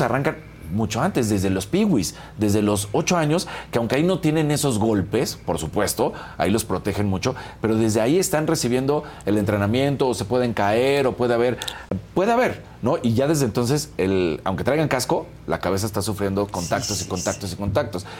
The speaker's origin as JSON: {"language": "Spanish", "country": "Mexico", "said": "nosotros somos mexicanos"}